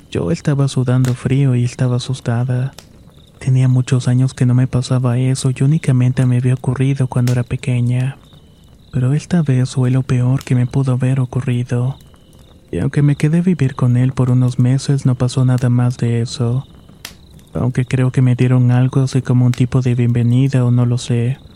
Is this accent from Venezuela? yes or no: no; Saltillo, Coahuila, Mexico; Originalmente soy de Saltillo, Coahuila y esta es una historia breve.